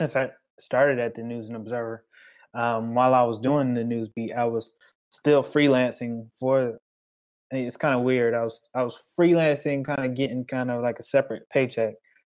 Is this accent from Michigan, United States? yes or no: no; Charlotte, North Carolina, United States; moved away as an adult; also born or lived in Durham, North Carolina; Originally I am from Charlotte, North Carolina, but I went to school down here